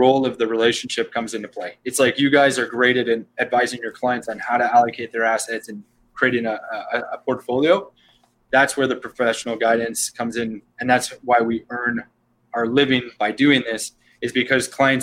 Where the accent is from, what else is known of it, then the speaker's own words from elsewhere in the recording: Canada; we're all Canadian backgrounds here